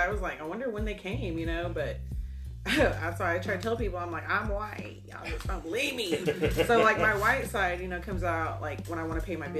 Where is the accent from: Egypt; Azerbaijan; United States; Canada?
United States; Norman, Oklahoma; Growing up in Norman, I was like one of the only Indian kids going to school there, other than my sister